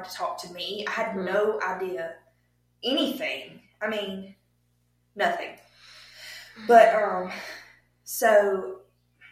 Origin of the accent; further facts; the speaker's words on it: Bible Belt, Southern United States, United States; We grew up in the Bible Belt